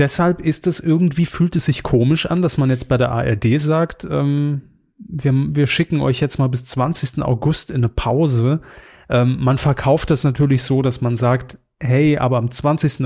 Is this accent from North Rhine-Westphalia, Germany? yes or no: no; Saarland, Germany; wir als Saarländer relativ nah an Frankreich dran sind